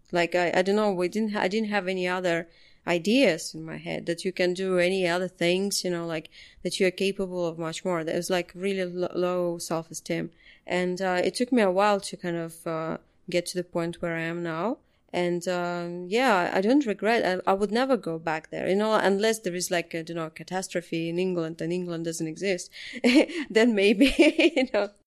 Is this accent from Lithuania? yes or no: yes; Lithuania; moved away as an adult; also born or lived in London, United Kingdom; when I lived in Lithuania